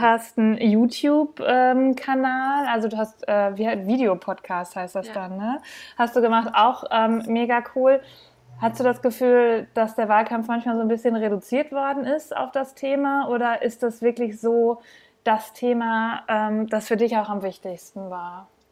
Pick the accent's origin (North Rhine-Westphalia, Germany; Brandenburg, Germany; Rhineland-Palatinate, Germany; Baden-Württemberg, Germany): North Rhine-Westphalia, Germany; Bielefeld; ich komme ja aus NRW, aus Bielefeld